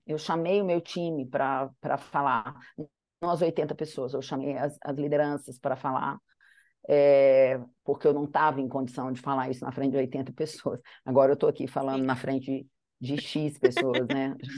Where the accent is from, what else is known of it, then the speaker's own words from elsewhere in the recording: Manhuaçu, Minas Gerais, Brazil; Nasci lá em Manhuaçu, no meio do vale